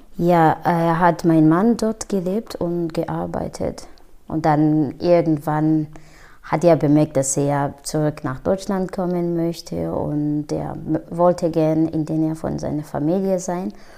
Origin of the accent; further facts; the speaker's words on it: Rwanda; first language Kinyarwanda; German is a second language; moved away as an adult; now in Germany; ich bin in Ruanda geboren, aufgewachsen